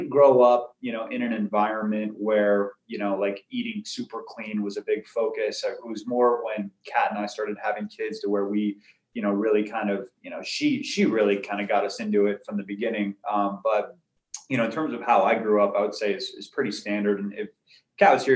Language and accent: English; Arizona, United States; also born or lived in California; I was born in California. I lived there just until I was about 5 years old. And then I moved to Arizona